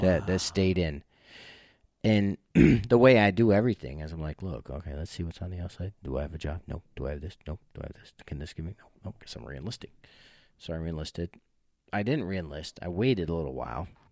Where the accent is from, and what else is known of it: New York, United States; moved away; also born or lived in Jamestown, New York